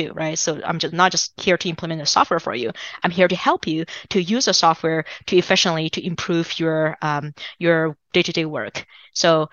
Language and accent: English; China; English is a second language; now in United States; so I'm originally from China